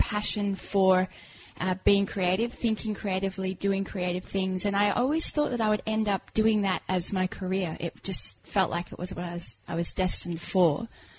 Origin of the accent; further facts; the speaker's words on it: Kuwait; also born or lived in England / Cyprus; now in Australia; Born in England, raised in Kuwait and Cyprus, and then came to Australia with a very posh English accent, which, as you can hear, went, and it went very quickly because I got picked on.